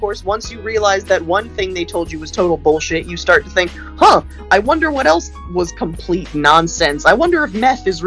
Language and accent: English; Los Angeles, California, United States; also born or lived in Brooklyn, New York; we moved from Brooklyn to Los Angeles